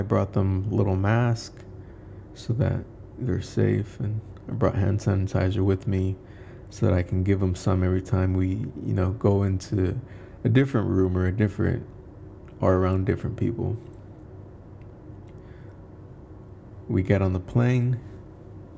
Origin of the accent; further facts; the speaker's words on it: Indaparapeo, Michoacán, Mexico; moved away; my hometown in Michoacán, Indaparapeo, Michoacán.